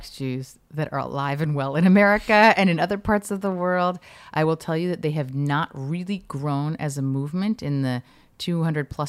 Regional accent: United States; now in Israel; to me as an American that sounds like an oxymoron

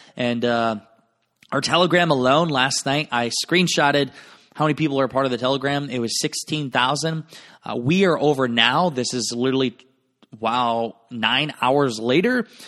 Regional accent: Garnavillo, Iowa, United States; moved away; my hometown of Garnerville, Iowa.

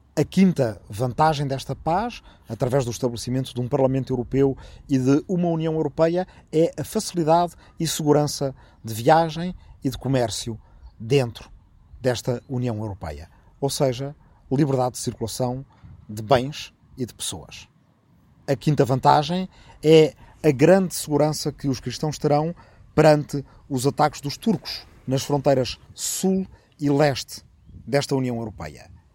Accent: Arrifano, Ribatejo, Portugal; minha aldeia de Arrifano, no Ribatejo

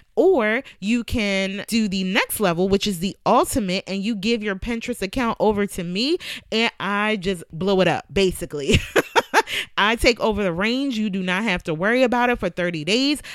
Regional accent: Philadelphia, Pennsylvania, United States; now in Virginia, United States; I'm from Philadelphia

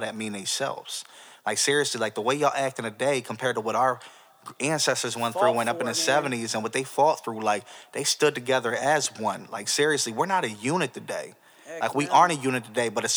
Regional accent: United States; a black young man growing up in America

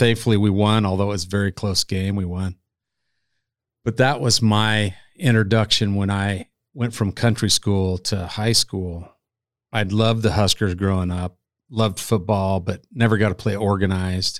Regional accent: about an hour north of Kearney, central Nebraska, United States; now in Omaha, United States; I am from central Nebraska

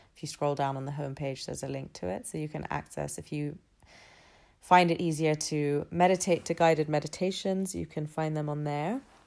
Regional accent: London, United Kingdom; I was born and raised in London. I've been here all thirty-three years of my life

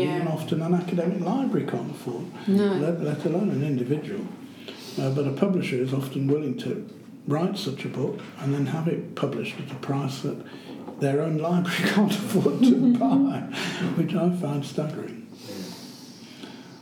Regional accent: Syria; moved away; also born or lived in United Kingdom / United States; I came from Syria originally

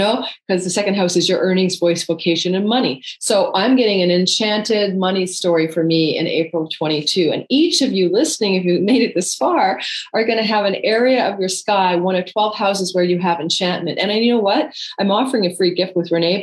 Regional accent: Canada; I'm Canadian

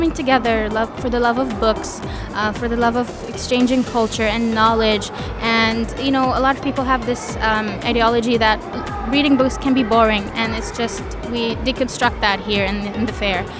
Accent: Sharjah, United Arab Emirates; I grew up in Sharjah

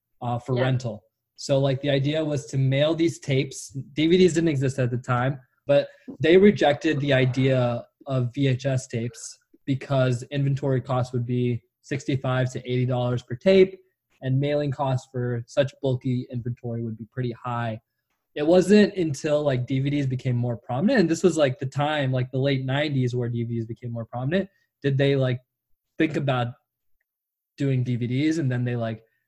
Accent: Orange County, California, United States; now in Los Angeles, United States; you and I grew up in Orange County.

